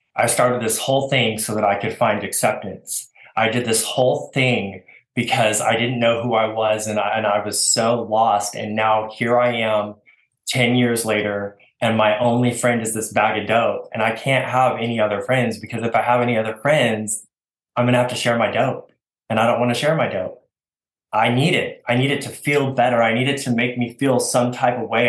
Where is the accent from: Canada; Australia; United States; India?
United States; Oregon; moved away as an adult; also born or lived in Washington; now in Texas, United States; I was born in Oregon. Uh, I'm an Oregon boy